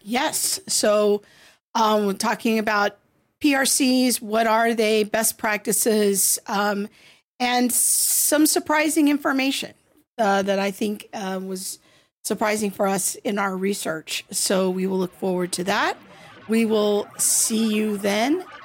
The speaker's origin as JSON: {"language": "English", "country": "United States"}